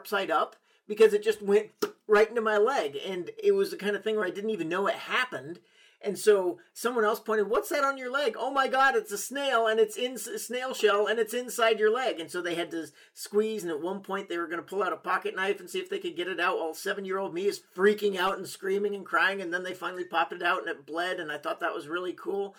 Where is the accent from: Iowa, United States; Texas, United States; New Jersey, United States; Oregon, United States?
Oregon, United States; moved away; I grew up in Oregon a little bit